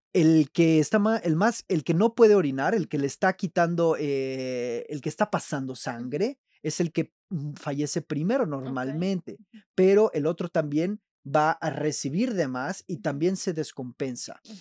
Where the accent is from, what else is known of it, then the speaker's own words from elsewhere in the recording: Veracruz, Mexico; moved away as an adult; also born or lived in Monterrey, Mexico / Belgium / Spain; soy veracruzano, jarocho. Después me desterraron a Monterrey.